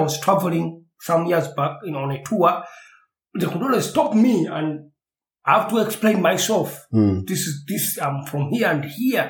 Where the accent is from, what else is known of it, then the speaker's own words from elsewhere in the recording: Uganda; now in Germany; when I grew up in Uganda